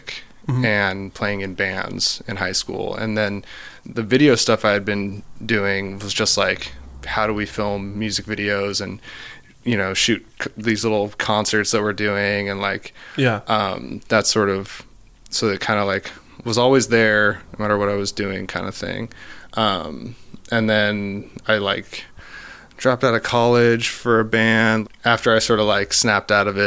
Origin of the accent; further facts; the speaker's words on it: Oregon, United States; I grew up in Oregon on the coast in like a small town.